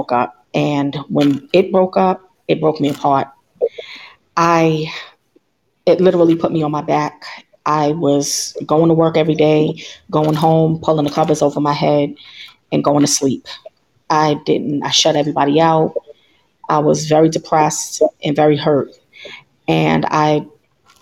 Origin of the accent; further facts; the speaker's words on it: New York City, New York, United States; moved away as an adult; now in Maryland, United States; I'm originally from New York City, born and raised